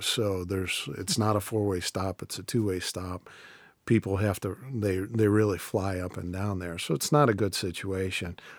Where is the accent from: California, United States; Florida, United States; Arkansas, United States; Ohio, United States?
Ohio, United States; Canton; Canton's a great place to do it 'cause it's my hometown